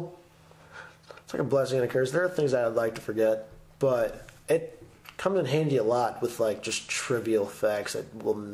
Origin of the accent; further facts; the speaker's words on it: Texas, United States; I was born in Texas